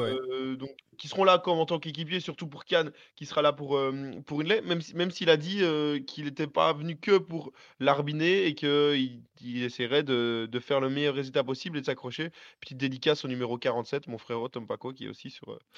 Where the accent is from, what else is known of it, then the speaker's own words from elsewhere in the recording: Belgium; je suis belge